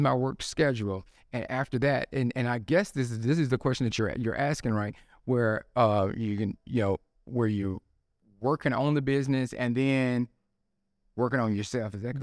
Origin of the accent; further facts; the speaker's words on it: Tupelo, Mississippi, United States; moved away as an adult; also born or lived in Memphis area, Tennessee; now in Memphis, United States; I am from Tupelo, Mississippi